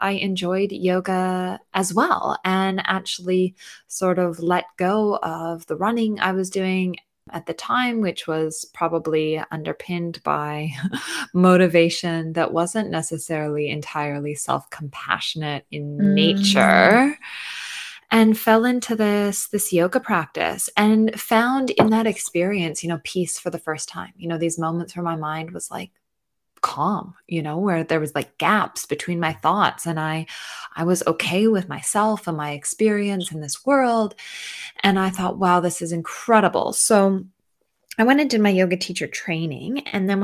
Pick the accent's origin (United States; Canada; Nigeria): Canada; I went to university in Canada, I am Canadian